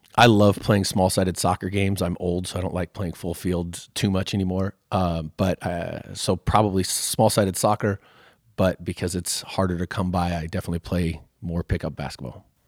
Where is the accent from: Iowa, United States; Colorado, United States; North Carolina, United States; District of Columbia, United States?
Iowa, United States; Waukee; I grew up in Waukee when it was a lot smaller